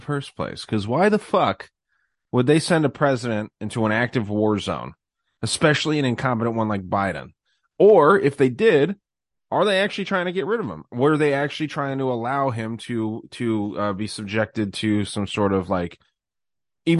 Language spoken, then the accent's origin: English; United States; I'm an American